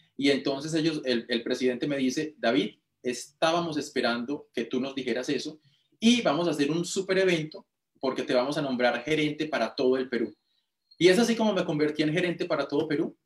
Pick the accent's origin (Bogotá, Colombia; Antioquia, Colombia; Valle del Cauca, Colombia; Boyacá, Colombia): Antioquia, Colombia; Girardota; now in Medellín, Colombia; Mi pueblo se llama Girardota. Mis papás en este momento, yo no vivo ahí en este momento, sí estoy en Medellín, pero ellos viven en el pueblo